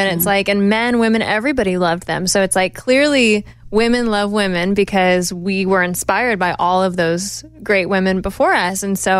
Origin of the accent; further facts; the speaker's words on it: Los Angeles, California, United States; moved away as an adult; now in Nashville, United States; Oh, yeah. I am from Los Angeles